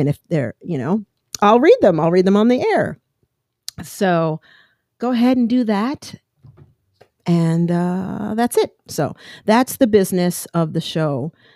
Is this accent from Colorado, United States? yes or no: yes; Colorado, United States; moved away as an adult; also born or lived in Long Island, New York / New York City; now in California, United States; Growing up in Colorado, I love mountains, even living in California.